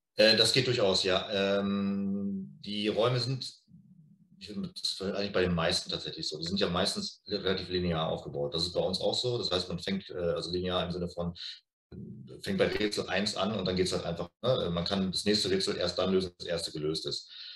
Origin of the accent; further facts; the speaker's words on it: Lippstadt, North Rhine-Westphalia, Germany; wir kommen natürlich beide aus Lippstadt